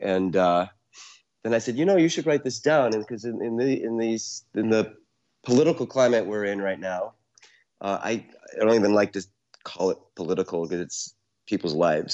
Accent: Syracuse, New York, United States; now in New York City, United States; I was born in Syracuse, born and raised mm-hmm. in Syracuse, New York

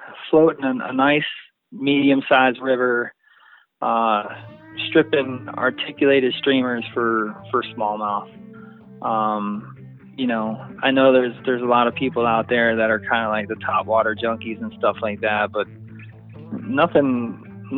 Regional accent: East Coast, United States; also born or lived in New Jersey; now in Canal Winchester, United States; I grew up on the East Coast, New York and New Jersey

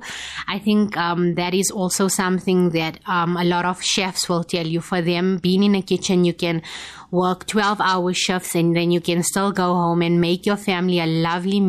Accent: India; we as Indian people

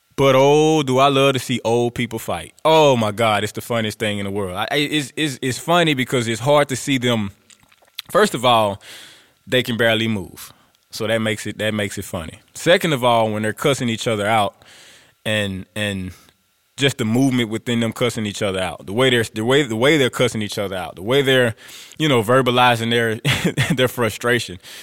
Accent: Grambling, Louisiana, United States; I'm from Grambling, I'm a Grambling boy

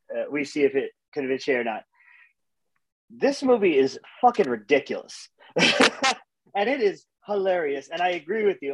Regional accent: Los Angeles, California, United States; I'm from Los Angeles

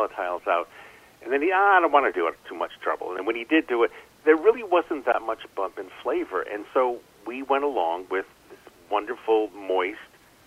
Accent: New England, United States; I'm from New England

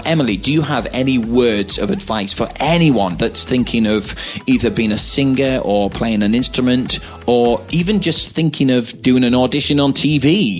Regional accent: United Kingdom; accent: northern; Yeah, that sounded very northern, like my accent.

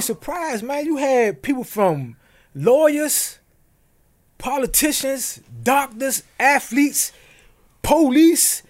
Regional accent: United States; growing up in Montana terrace

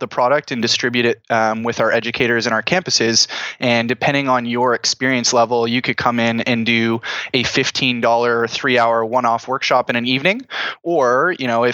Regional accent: Oakville, Ontario, Canada; I grew up in Oakville, Ontario, a little suburb outside of Toronto.

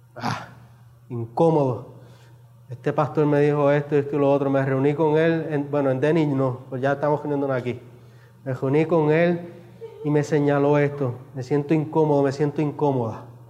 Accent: Puerto Rico; los que somos puertorriqueños

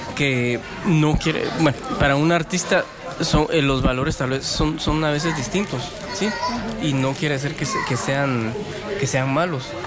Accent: Guatemala; como chapines

